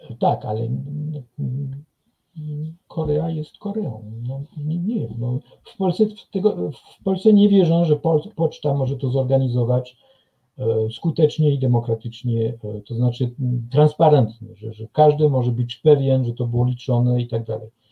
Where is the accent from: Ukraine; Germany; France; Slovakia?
France; now in Kraków, Poland; u nas we Francji